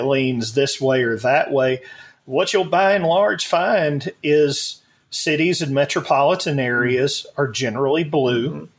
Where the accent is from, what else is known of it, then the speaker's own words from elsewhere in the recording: Alabama, United States; moved away; also born or lived in Missouri; I was born in Missouri and then raised in Alabama